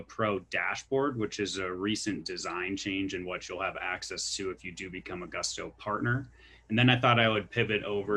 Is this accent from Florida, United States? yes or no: no; Milwaukee, Wisconsin, United States; moved away as an adult; also born or lived in Kansas; now in Denver, United States; I'm from Milwaukee, Wisconsin, graduated from the University of Kansas, Rock Chalk. I'm based out here in Denver.